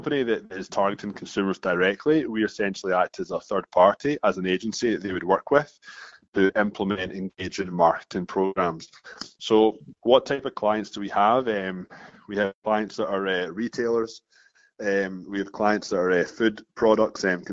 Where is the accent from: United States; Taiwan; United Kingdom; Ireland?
United Kingdom; Scotland; moved away as an adult; now in Toronto, Canada; You probably notice I've got an accent here. I'm from Scotland.